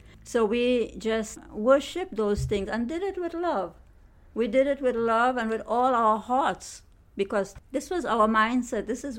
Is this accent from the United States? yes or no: no; Trinidad & Tobago; I grew up in Trinidad on the grounds of a Hindu temple. And that's all we knew because my entire generation, but generations, were all Hindus. So I was never exposed to Christianity.